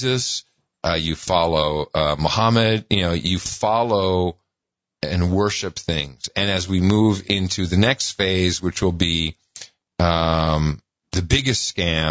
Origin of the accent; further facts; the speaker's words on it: Amsterdam, North Holland, Netherlands; now in United States; I grew up in Amsterdam